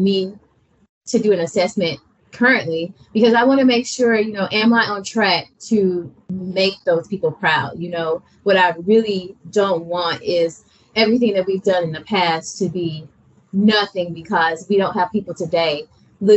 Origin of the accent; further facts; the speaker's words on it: Alabama, United States; I'm from Alabama.